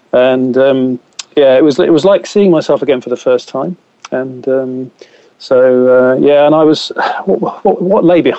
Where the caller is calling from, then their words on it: Gloucestershire, South West England, United Kingdom; Yes, I'm calling you from Gloucestershire, so just north of Cheltenham